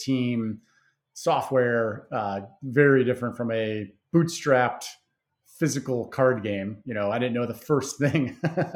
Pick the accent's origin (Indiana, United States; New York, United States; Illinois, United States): Illinois, United States; Chicago; And I was from Chicago